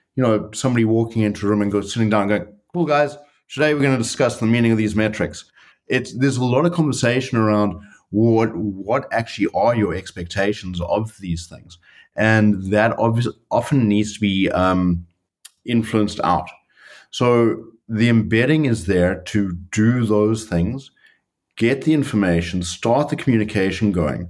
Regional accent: South Africa; moved away as an adult; now in Netherlands; I'm a South African. I've been in the Netherlands and with Booking.com for the last uh, three years

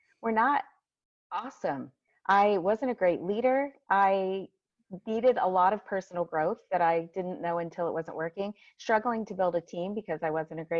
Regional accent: Massillon, Ohio, United States; I'm from Massillon, Ohio, which is just a tiny town about an hour south of Cleveland, Ohio

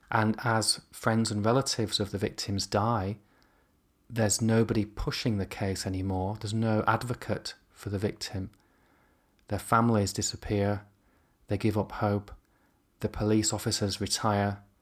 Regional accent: near York, Yorkshire and the Humber, United Kingdom; moved away; I grew up near York.

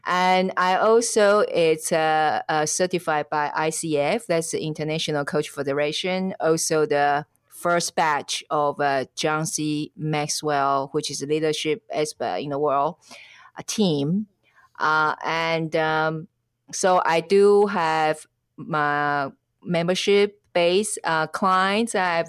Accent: Taiwan; English is a second language; now in Switzerland; I am originally from Taiwan, and at the moment I live in Switzerland. It's because my husband's Swiss.

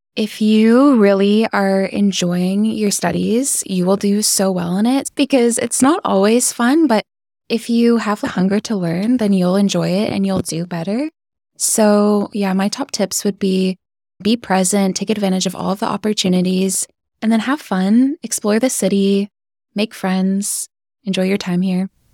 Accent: Vancouver Island, British Columbia, Canada; moved away as an adult; now in Belfast, United Kingdom; I'm from Vancouver Island

